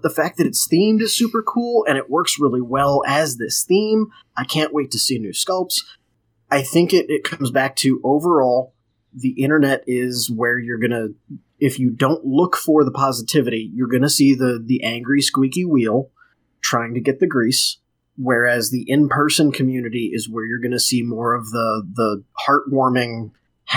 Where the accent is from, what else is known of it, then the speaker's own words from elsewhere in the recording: St. Louis, Missouri, United States; moved away as an adult; now in Indiana, United States; I'm technically from St. Louis. I just moved to Indiana.